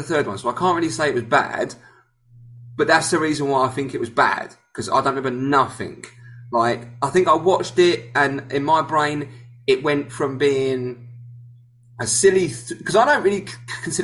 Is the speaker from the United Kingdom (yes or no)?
yes; England, United Kingdom; I'm English